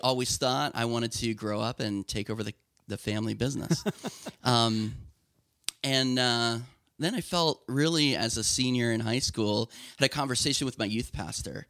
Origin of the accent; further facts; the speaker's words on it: Lancaster County, Pennsylvania, United States; I grew up in Lancaster County